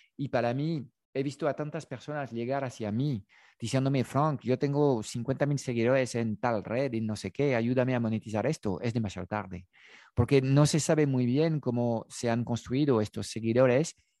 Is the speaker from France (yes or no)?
yes; France; Spanish is a second language; moved away; yo tengo un acento, obviamente hablo en castellano desde mis conocimientos del castellano, yo he nacido desde el, el, otro lado de los Pirineos, en Francia